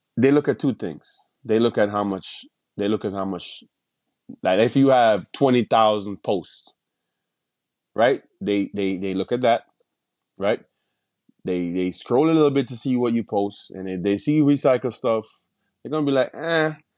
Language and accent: English; Jamaica; moved away as an adult; now in United States; I was born and raised in Jamaica